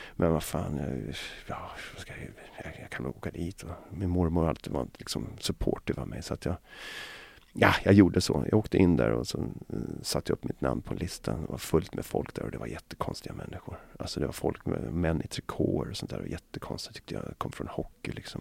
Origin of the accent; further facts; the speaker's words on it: Mälarhöjden and Alby, Botkyrka, Stockholm County, Sweden; jag växte upp, ehm, dels i Mälarhöjden då när jag var liten, och sen så växte jag upp i ett Alby Botkyrka